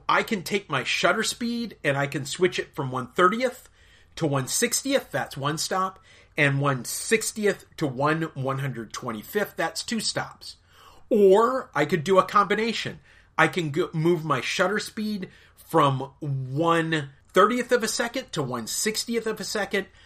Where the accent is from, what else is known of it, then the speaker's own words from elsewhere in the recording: United States; I am an American of British and Irish descent